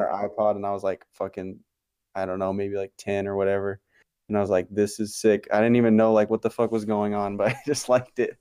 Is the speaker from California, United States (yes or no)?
yes; Barstow, California, United States; I grew up in Barstow. I still live here